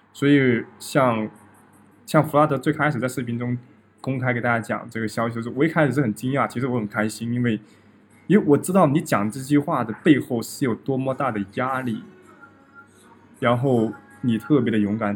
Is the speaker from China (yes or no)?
yes; Guangdong, China; moved away as an adult; now in Russia; 我刚来这边的时候，他们老，他问我，哎，你哪里人？我说广东人